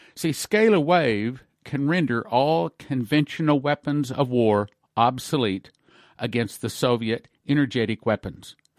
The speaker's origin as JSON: {"language": "English", "region": "Texas", "country": "United States", "tie": "born or raised there", "said": "I was raised in Texas."}